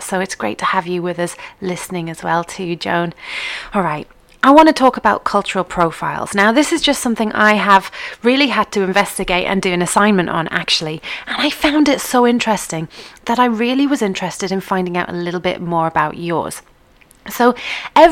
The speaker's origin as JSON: {"language": "English", "region": "England", "country": "United Kingdom", "tie": "born or raised there", "said": "I was born in England to an English mother and a Scottish father"}